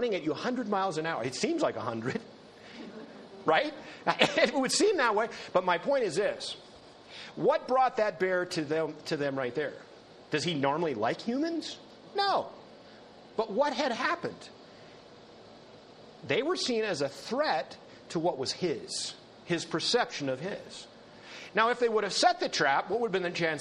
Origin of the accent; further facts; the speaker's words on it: North Dakota, United States; in North Dakota, where I grew up